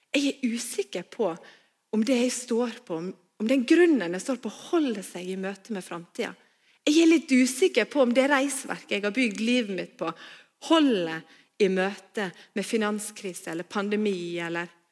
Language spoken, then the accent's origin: Norwegian; Stad, Vestland, Norway; also born or lived in Bergen; now in Voss, Norway; Før jeg flytta til Bergen, så vokste jeg opp på Stad